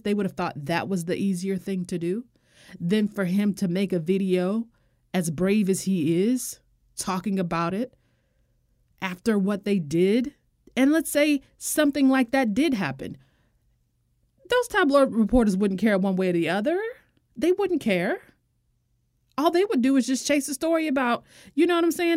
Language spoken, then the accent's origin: English; United States; I'm American